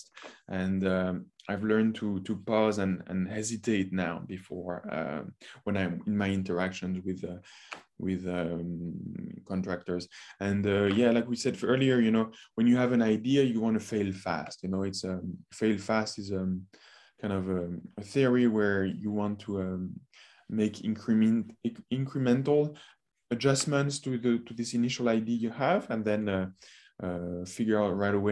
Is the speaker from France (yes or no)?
yes; France; moved away; I grew up in France